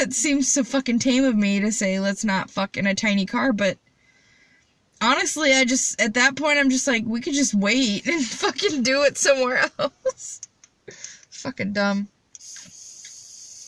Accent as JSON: {"language": "English", "region": "Midwest", "country": "United States", "said": "I'm from the Midwest"}